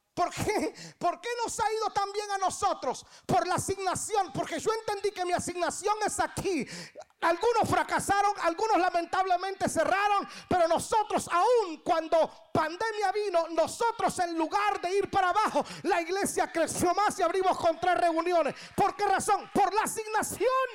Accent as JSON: {"language": "Spanish", "country": "Guatemala", "tie": "born or raised there", "moved": "yes", "lives_now": "Atlanta, United States", "said": "Yo nací en Guatemala un 12 de septiembre de 1900"}